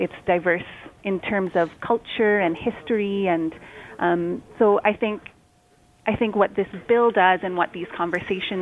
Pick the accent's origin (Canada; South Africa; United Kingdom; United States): Canada; Toronto, Ontario; I'm from Toronto and have spent most of my life here